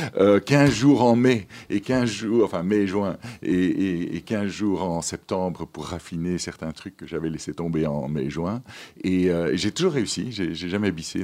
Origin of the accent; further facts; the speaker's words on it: Ypres, Flanders, Belgium; moved away as an adult; also born or lived in Madagascar / Brussels; Je suis né à Madagascar, mais je n'y ai pas vécu longtemps. J'ai vécu pendant 18 mois, puis mes parents sont, sont rentrés euh, euh, en Flandre, euh, à Ypres en West-Flandre, donc tout à fait dans le petit coin là-bas. et c'est là que j'ai fait mes études